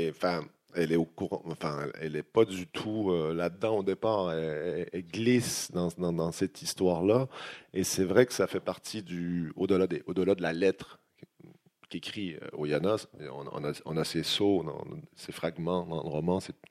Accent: Quebec, Canada; moved away; je suis quand même plus québécois, je suis capable de reprendre mon accent, c'est facile

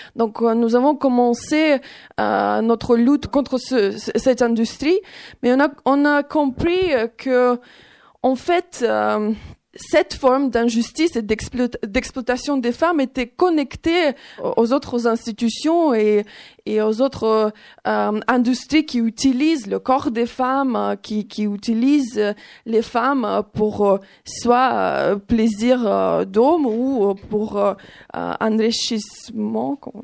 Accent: Ukraine; French is a second language; moved away as an adult; now in France; je suis née en Ukraine, dans un pays des traditions patriarcales

